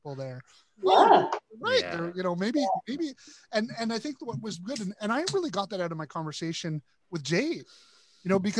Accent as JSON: {"language": "English", "town": "Toronto", "region": "Ontario", "country": "Canada", "tie": "born or raised there", "said": "I grew up in Toronto, which is probably one of the most multicultural cities in the world."}